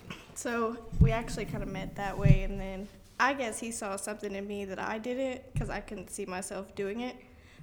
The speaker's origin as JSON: {"language": "English", "town": "Forest Hill", "region": "Texas", "country": "United States", "said": "Just Forest Hill."}